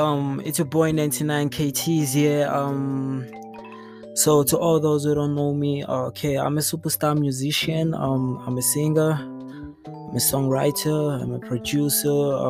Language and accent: English; Johannesburg, Gauteng, South Africa; I'm from South Africa, you know, Johannesburg.